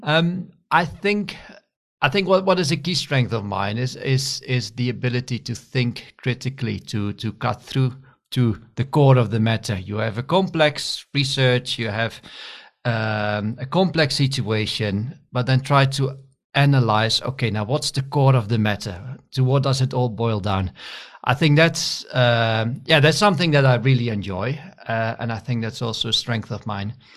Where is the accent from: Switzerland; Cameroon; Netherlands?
Netherlands; moved away as an adult; also born or lived in Scotland / India / Nigeria / Wageningen; I'm originally from the Netherlands, and I studied also in the Netherlands, in Wageningen.